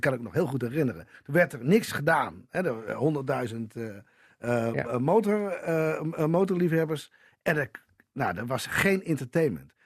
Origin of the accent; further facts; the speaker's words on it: Assen, Drenthe, Netherlands; Ik kom uit Assen en dat was fantastisch.